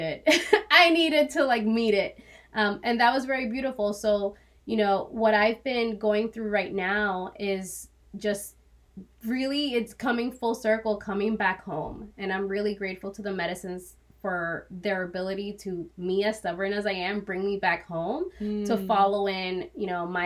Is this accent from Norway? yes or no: no; Dominican Republic; I was born in the Dominican Republic